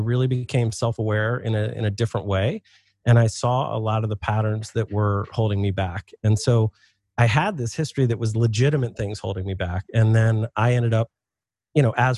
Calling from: Philadelphia, Pennsylvania, United States; I am in Philadelphia, Pennsylvania.

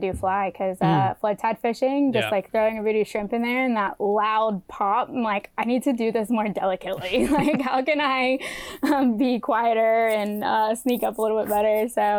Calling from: South Carolina, United States; I'm in South Carolina. I'm in the upstate of South Carolina. So about 2 hours from the mountains, got some good trout fishing up there and 3 hours from the coast.

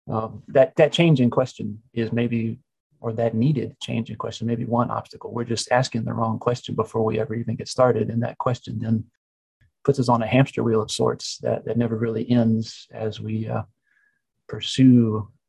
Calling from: Knoxville, Tennessee, United States; Paul is in Atlanta, Georgia, and I'm in Knoxville, Tennessee.

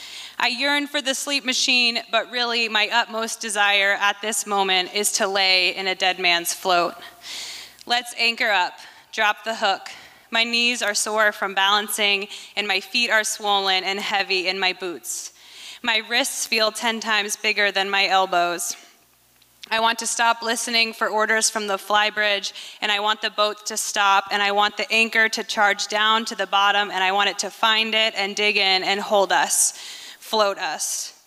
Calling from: Mount Vernon, Washington, United States; and I'm joining today from Mount Vernon, Washington, where I live.

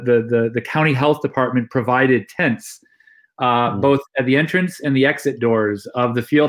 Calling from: Kent, Ohio, United States; I'm calling in from Kent, Ohio, where I live with my family, home of Kent State University, where I work and direct the WIC Poetry Center here in the College of Arts and Sciences.

